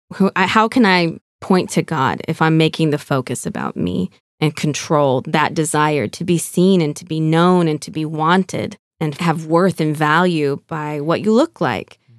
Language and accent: English; California, United States; moved away as an adult; also born or lived in Arizona; now in Fort Wayne, United States; growing up in California